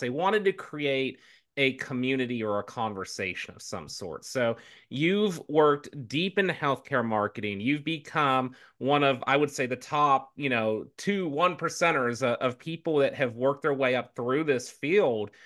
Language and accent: English; the South, United States; moved away; as a southerner um, originally